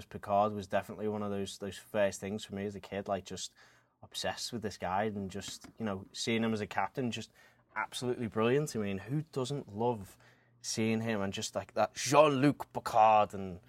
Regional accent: United Kingdom; I'm the British guy

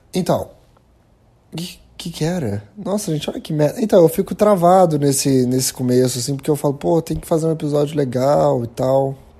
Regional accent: Brazil; a gente como brasileiro

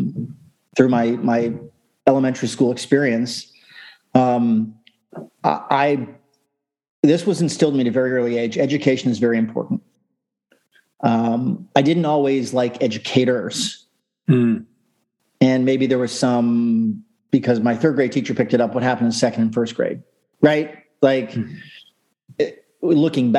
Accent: Sarasota, Florida, United States; also born or lived in Warwick, Rhode Island; My family moved to Florida when I was 3

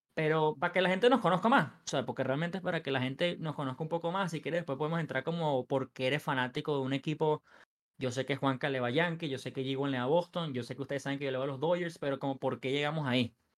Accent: Venezuela; also born or lived in Los Angeles, United States; soy venezolano

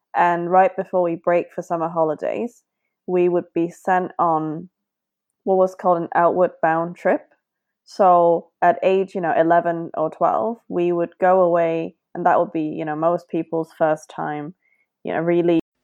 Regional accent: Hong Kong; I grew up in Hong Kong

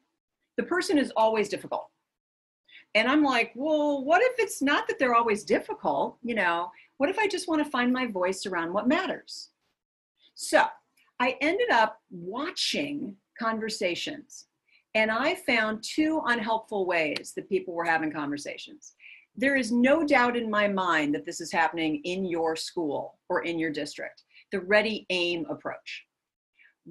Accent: Minnesota, United States; moved away as an adult; I am from Minnesota. And in Minnesota, we are Minnesota nice.

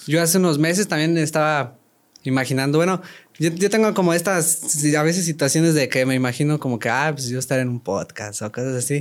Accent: San Luis de la Paz, Guanajuato, Mexico; also born or lived in Querétaro; Yo no soy de Querétaro, soy de San Luis de la Paz, Guanajuato

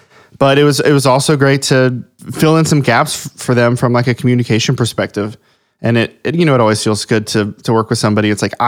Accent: Ohio, United States; I grew up in Southwest Ohio.

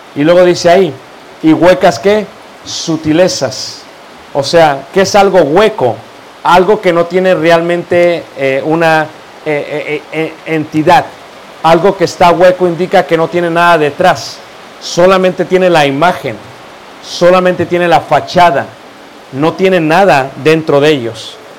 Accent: Mexico; also born or lived in Playa del Carmen, Mexico; la mayoría como yo somos mestizos

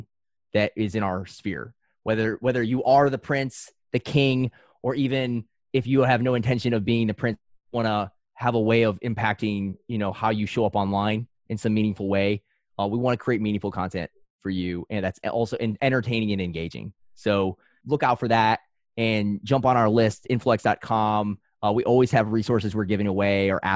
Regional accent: Northwest Indiana, United States; moved away as an adult; also born or lived in California; I'm back where I originally was born and raised in Northwest Indiana

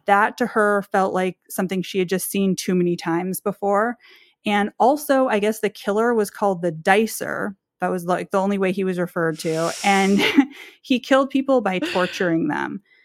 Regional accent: Berkeley, California, United States; also born or lived in Oakland, California; now in Portland, United States; I grew up in Berkeley, California, like, Oakland and Berkeley

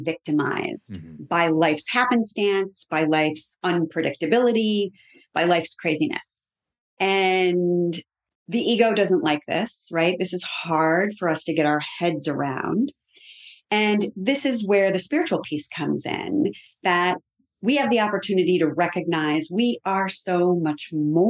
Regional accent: Connecticut, United States; moved away; I'm from Connecticut originally

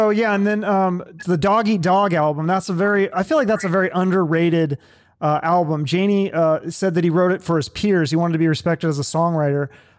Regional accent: Seattle, Washington, United States; I was from Seattle

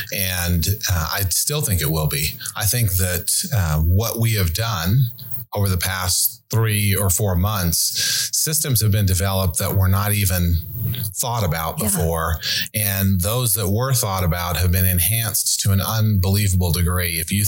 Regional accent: Montana, United States; I grew up in Montana with a fly rod in my hand.

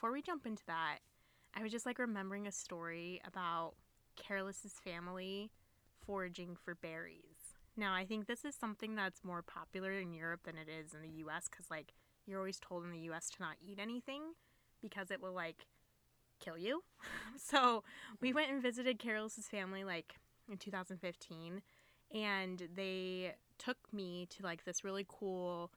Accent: Ohio, United States; from Ohio

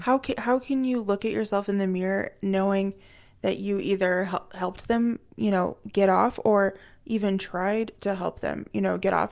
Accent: United States; the white American that I am

